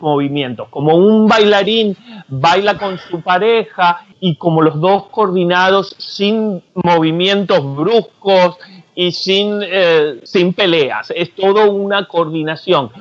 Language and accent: Spanish; Argentina; soy argentino